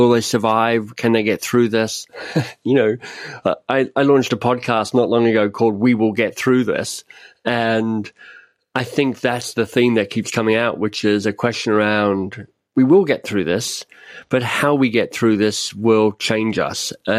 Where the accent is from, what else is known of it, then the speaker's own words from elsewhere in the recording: Canada; I mean, I'm Canadian, I'm up in Canada